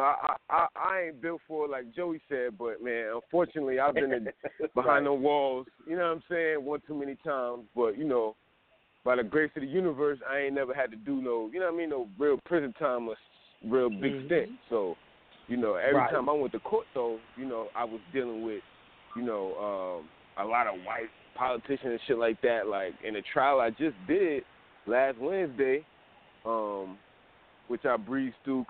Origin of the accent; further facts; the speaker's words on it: New York City, New York, United States; I'm from Queens